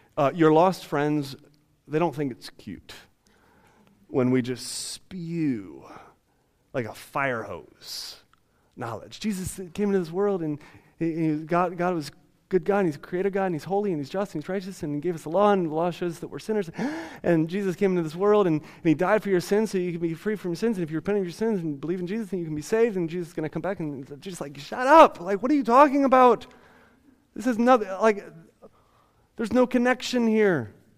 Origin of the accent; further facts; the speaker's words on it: Ohio, United States; I no longer identify myself as a white person or as an American or as somebody from Ohio